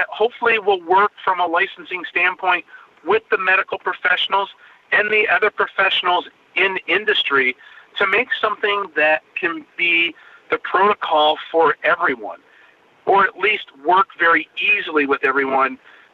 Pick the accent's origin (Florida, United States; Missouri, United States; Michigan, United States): Michigan, United States; I born and raised in Michigan